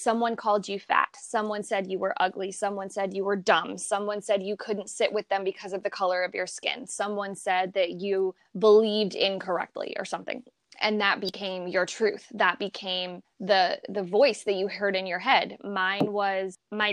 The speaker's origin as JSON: {"language": "English", "town": "Columbia", "region": "Missouri", "country": "United States", "tie": "born or raised there", "also_born_or_lived": "Flint, Michigan", "moved": "as an adult", "lives_now": "Florida, United States", "said": "I was born and raised in Missouri"}